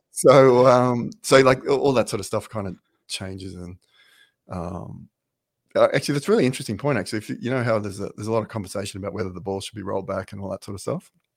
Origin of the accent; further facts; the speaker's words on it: Brisbane, Queensland, Australia; moved away as an adult; now in Ireland; I'm from Brisbane in Australia